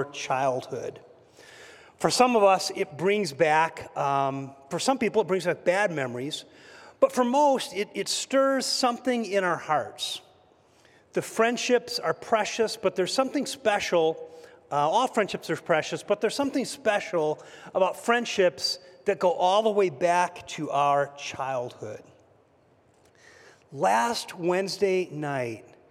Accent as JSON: {"language": "English", "town": "Oxford", "region": "Michigan", "country": "United States", "tie": "born or raised there", "moved": "yes", "said": "Eva and I grew up together in Oxford, Michigan, and attended Oxford High School."}